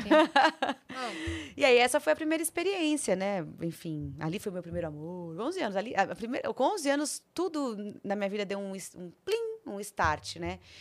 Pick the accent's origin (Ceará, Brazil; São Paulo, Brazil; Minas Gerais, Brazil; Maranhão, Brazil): São Paulo, Brazil; accent: paulistano; also born or lived in Rio de Janeiro; eu sou paulistana, não tenho sotaque